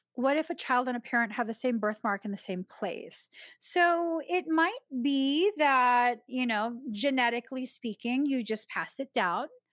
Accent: Philippines; my own Filipino people.

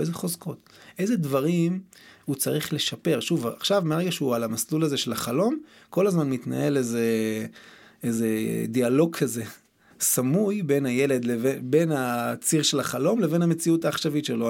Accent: Tiberias, Northern District, Israel; גדלתי בטבריה, בשכונה

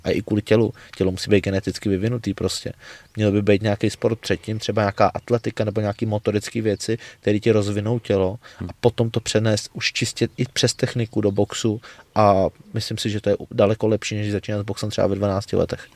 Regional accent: Czechia; jako jediný Čech v Německu

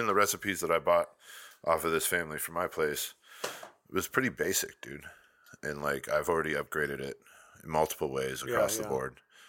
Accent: Tucson, Arizona, United States; I came from Tucson.

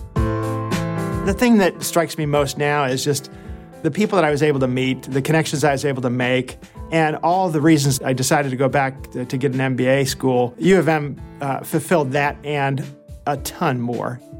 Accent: outside of Detroit, Michigan, United States; I grew up outside of Detroit

